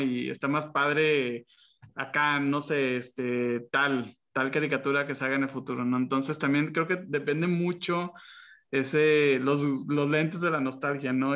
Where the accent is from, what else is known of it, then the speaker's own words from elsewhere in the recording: Monterrey, Nuevo León, Mexico; para los que crecimos aquí en Monterrey